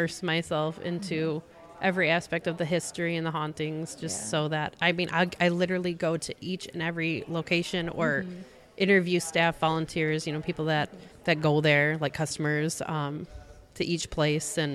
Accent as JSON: {"language": "English", "town": "Bay City", "region": "Michigan", "country": "United States", "tie": "born or raised there", "said": "my hometown of Bay City"}